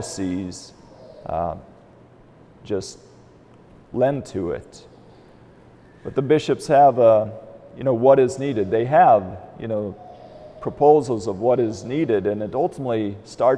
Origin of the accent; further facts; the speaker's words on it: Albion, United States; moved away; I grew up in Albion